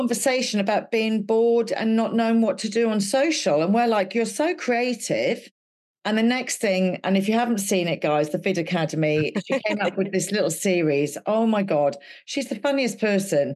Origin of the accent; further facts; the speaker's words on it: Wales, United Kingdom; I'm Welsh